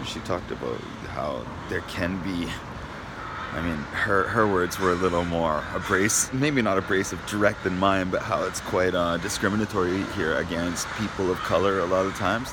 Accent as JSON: {"language": "English", "town": "Kamloops", "region": "British Columbia", "country": "Canada", "also_born_or_lived": "North Vancouver / Japan / Australia", "moved": "as an adult", "said": "I'm from a city called Kamloops, which is a few hundred kilometers from here"}